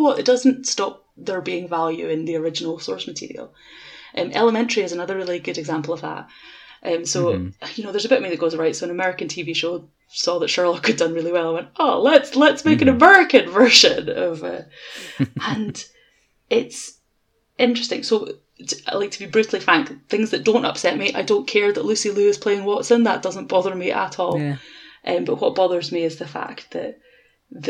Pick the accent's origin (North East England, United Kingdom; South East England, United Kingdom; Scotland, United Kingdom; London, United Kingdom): Scotland, United Kingdom; Edinburgh; I'm from Edinburgh